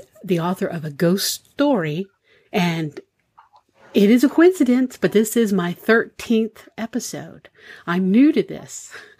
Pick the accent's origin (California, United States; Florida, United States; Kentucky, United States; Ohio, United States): Florida, United States; Tampa Bay area; now in Pennsylvania, United States; you live in the Tampa Bay area, which is where I'm from originally.